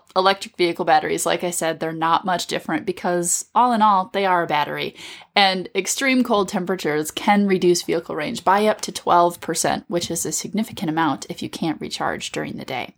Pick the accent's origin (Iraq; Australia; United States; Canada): United States; Minnesota; as a Minnesotan